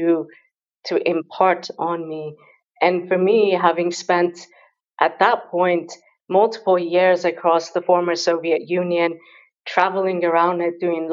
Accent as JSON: {"language": "English", "country": "Iran", "tie": "born or raised there", "also_born_or_lived": "London", "moved": "yes", "said": "I grew up in Iran, and my mother is a very fierce feminist educator"}